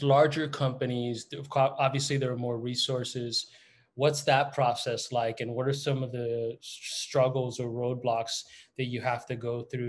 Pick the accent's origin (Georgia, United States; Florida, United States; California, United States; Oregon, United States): Florida, United States; moved away; also born or lived in New York / Atlanta; I am from Florida. I went to Florida State.